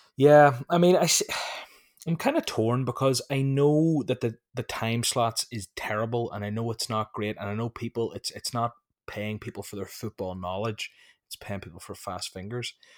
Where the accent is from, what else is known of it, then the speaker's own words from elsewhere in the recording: Ireland; I'm from Ireland.